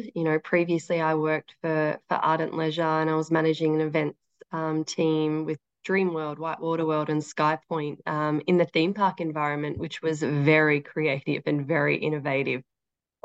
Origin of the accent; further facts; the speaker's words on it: Daylesford, Victoria, Australia; also born or lived in Queensland; now in Melbourne, Australia; I grew up in Dalesford